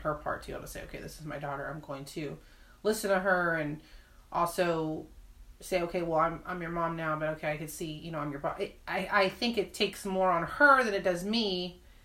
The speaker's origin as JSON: {"language": "English", "town": "San Antonio", "region": "Texas", "country": "United States", "tie": "born or raised there", "said": "born and raised in San Antonio"}